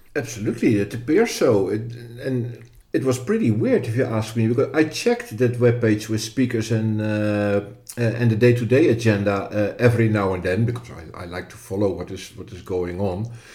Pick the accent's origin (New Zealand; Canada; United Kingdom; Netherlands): Netherlands; from the Netherlands, which is my home country